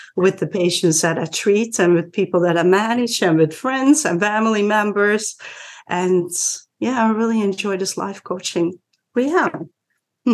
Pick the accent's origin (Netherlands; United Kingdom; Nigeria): Netherlands; moved away as an adult; now in Washington, DC area, United States; I'm originally from the Netherlands, but been in this DC area for 26 years here already.